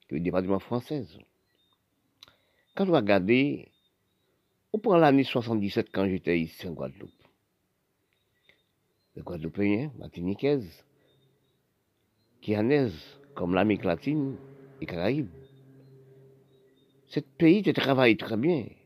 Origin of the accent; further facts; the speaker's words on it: Haiti; born there; Parce que je suis né en Haïti.